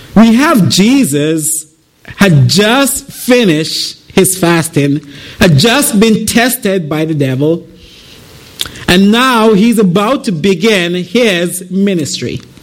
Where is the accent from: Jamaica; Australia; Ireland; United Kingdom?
Jamaica; moved away as an adult; I am originally from Jamaica. I came here in 2009.